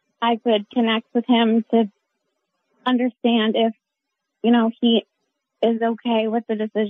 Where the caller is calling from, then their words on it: Lawrence, Massachusetts, United States; I'm calling from Lawrence, Massachusetts.